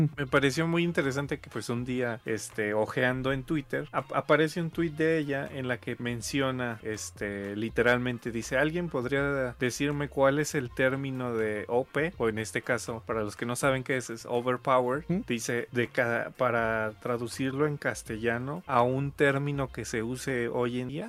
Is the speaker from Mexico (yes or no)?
yes; Mexico; lo que usamos aquí en México